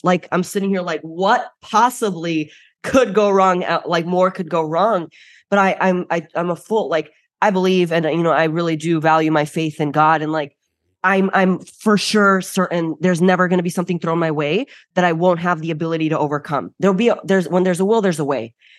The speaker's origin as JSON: {"language": "English", "town": "Chicago", "region": "Illinois", "country": "United States", "tie": "born or raised there", "said": "I am first generation Bulgarian, born and raised in Chicago. And so my entire family is overseas currently. Now I'm the lone wolf."}